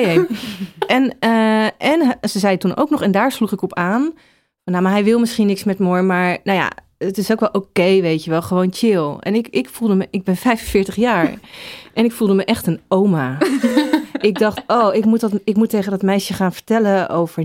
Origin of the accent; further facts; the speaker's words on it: The Hague, South Holland, Netherlands; ik kom uit Den Haag